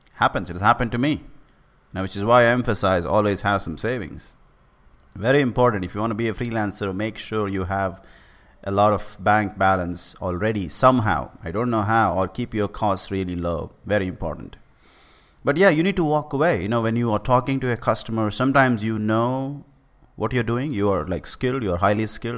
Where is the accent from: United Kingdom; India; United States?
India; I'm from India